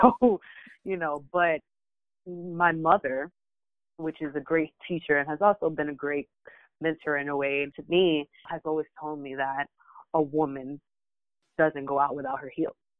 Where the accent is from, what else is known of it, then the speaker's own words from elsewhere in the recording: United States; also born or lived in Dominican Republic; I was raised in the United States